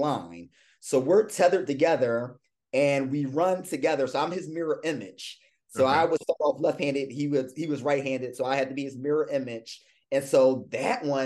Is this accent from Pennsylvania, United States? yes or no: yes; Philadelphia, Pennsylvania, United States; moved away as an adult; also born or lived in Louisiana; I'm a Philadelphia native.